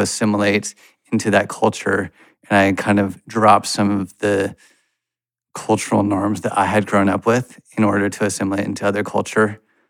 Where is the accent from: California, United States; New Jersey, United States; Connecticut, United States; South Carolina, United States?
California, United States; Yeah, I grew up in the Bay Area where I was the majority culture in an Asian American church